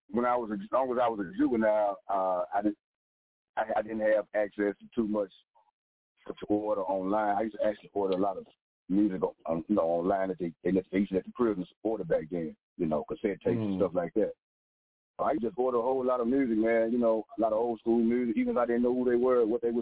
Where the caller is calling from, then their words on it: Memphis, Tennessee, United States; I'm calling from Memphis, Tennessee.